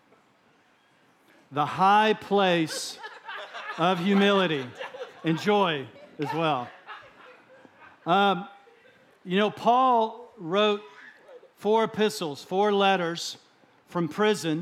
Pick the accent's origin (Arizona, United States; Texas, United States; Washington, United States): Texas, United States; I'm a Texan